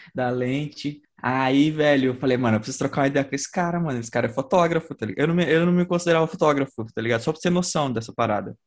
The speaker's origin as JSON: {"language": "Portuguese", "region": "São Paulo", "country": "Brazil", "tie": "born or raised there", "also_born_or_lived": "Aioses, Maranhão", "said": "eu cresci no Capão, né, minha vida toda"}